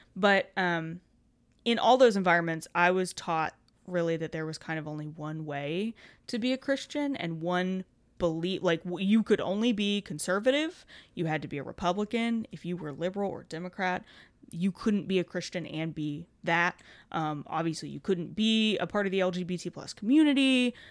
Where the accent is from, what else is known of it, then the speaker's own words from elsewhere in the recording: Kentucky, United States; we've both been born and raised in Kentucky